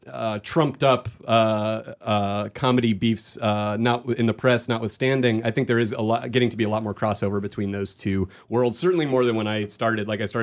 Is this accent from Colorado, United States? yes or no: no; Phoenix, Arizona, United States; I'm from Arizona originally.